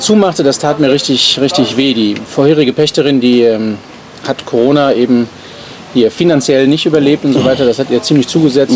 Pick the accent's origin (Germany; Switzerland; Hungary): Germany; Dorsten, North Rhine-Westphalia; bin selber hier fünf Häuser weiter aufgewachsen